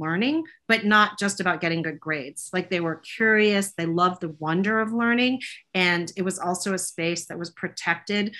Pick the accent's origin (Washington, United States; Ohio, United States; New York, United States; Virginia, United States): New York, United States; Poughkeepsie; moved away as an adult; now in Chicago, United States; I grew up in Poughkeepsie, one of three daughters, and I'm the middle child